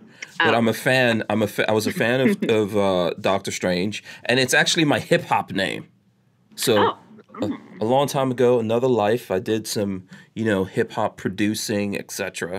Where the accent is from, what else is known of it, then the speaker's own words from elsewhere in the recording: Guyana; born there; I was born in Guyana, which is considered Caribbean South America, but, you know, everyone considers it the Caribbean